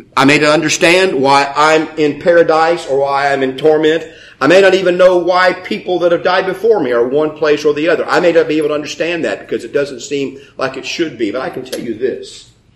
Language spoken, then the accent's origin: English; United States; I'm an American